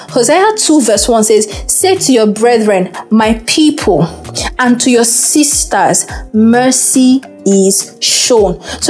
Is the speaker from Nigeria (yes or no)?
yes; Nigeria; I refer to Nena as my sister because we are both from Igbo, you know.